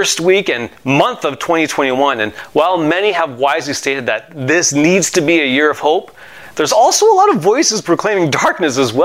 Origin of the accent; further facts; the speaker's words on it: Montreal, Quebec, Canada; I have a friend that I grew up with in Montreal